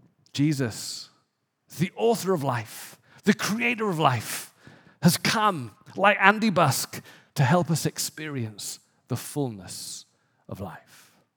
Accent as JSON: {"language": "English", "region": "England", "country": "United Kingdom", "tie": "born or raised there", "said": "I remember growing up in England in a fairly poor area, and I would play soccer"}